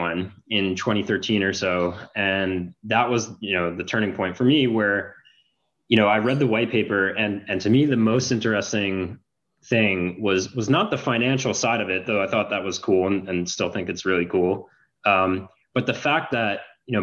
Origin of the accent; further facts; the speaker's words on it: Long Island, New York, United States; moved away as an adult; also born or lived in Canada; I grew up in New York, went to high school on Long Island, went to college in Canada